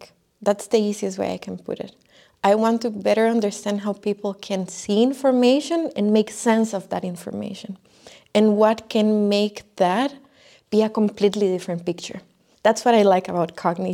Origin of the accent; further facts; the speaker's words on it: Costa Rica; moved away as an adult; I am from Costa Rica